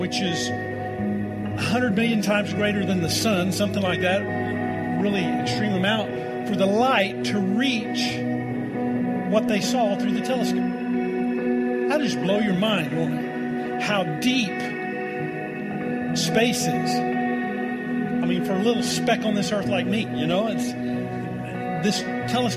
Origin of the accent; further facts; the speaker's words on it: Tornado Alley in Oklahoma, United States; now in Colorado, United States; I'm come from Tornado Alley in Oklahoma